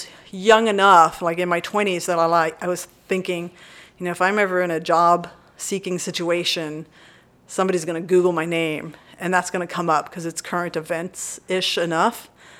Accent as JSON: {"language": "English", "town": "Burleson", "region": "Texas", "country": "United States", "tie": "born or raised there", "said": "I grew up in Burleson."}